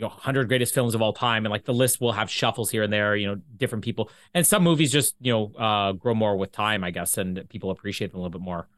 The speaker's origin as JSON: {"language": "English", "region": "Manitoba", "country": "Canada", "also_born_or_lived": "LaSalle / Vita", "lives_now": "Winnipeg, Canada", "said": "I'm Canadian."}